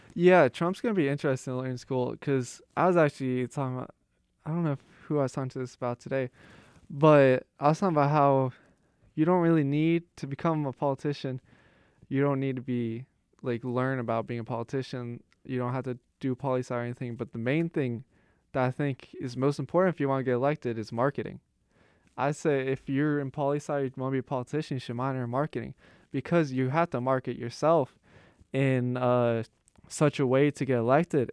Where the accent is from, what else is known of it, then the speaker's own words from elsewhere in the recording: Pittsburgh, Pennsylvania, United States; moved away; I'm from Pittsburgh.